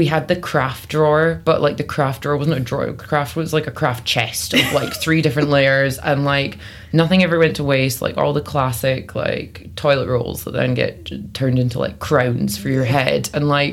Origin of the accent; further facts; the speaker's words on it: Benderloch, Scotland, United Kingdom; now in London, United Kingdom; I grew up in the Highlands of Scotland, so I'm specifically from a little village called Benderloch